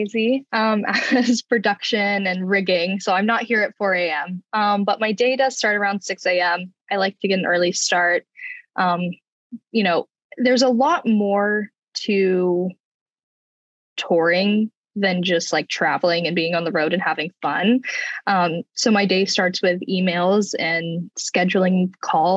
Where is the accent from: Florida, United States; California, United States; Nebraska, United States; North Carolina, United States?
Florida, United States; Jacksonville; I'm from Jacksonville, Florida